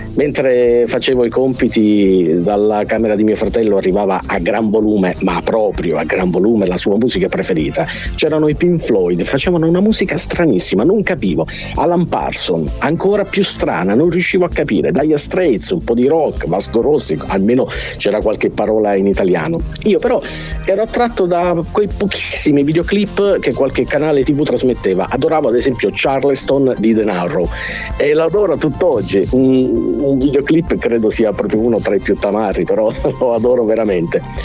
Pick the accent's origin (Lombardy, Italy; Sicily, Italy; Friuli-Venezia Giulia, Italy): Sicily, Italy; born or raised there